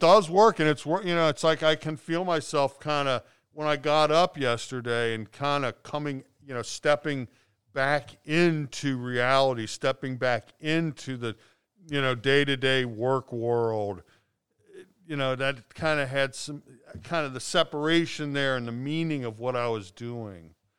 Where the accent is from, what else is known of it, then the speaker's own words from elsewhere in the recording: Cincinnati, Ohio, United States; I grew up in North Avondale.